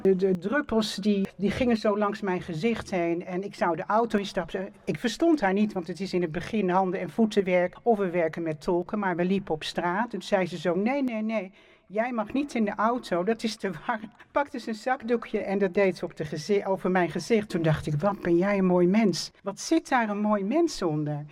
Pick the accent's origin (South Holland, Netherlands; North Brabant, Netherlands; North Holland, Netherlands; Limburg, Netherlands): North Holland, Netherlands; Amsterdam; geboren en getogen in Amsterdam